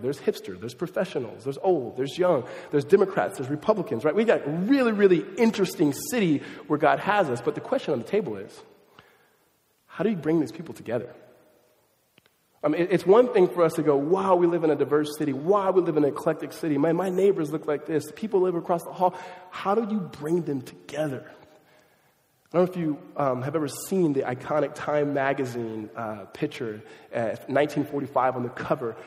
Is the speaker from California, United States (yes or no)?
yes; suburbs of Southern California, United States; also born or lived in Mississippi / Los Angeles; moved me from Los Angeles to the suburbs of Southern California